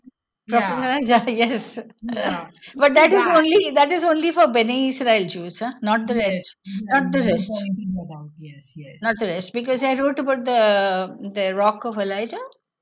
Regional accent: India; Western India, but there is a little balance that we have maintained, you know. We can manage between being Indian and Jewish.

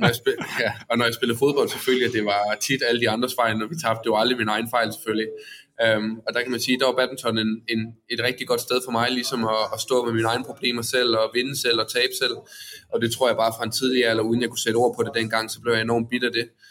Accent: Odense, Southern Denmark, Denmark; jeg kommer fra Odense af

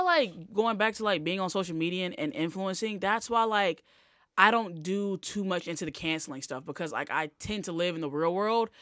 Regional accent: Selma, Alabama, United States; I was born in Selma.

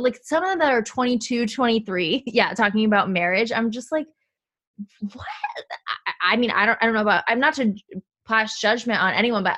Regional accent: New Jersey, United States; now in Los Angeles, United States; I grew up on the East, I'm from New Jersey

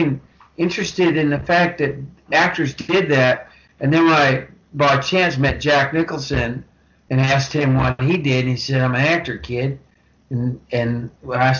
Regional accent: Vancouver, British Columbia, Canada; I grew up in Vancouver. I grew up in British Columbia, Canada

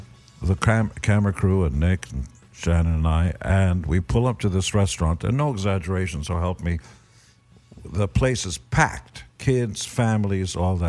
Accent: Haifa, Haifa District, Israel; I am from Haifa.

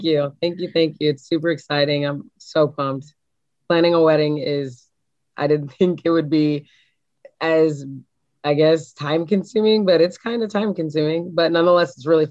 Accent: Kansas City, United States; I'm originally from Kansas City

